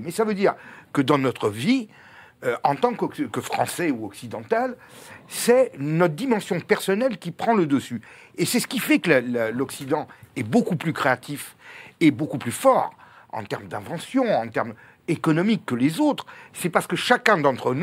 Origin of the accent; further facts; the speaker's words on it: Corsica, France; je suis corse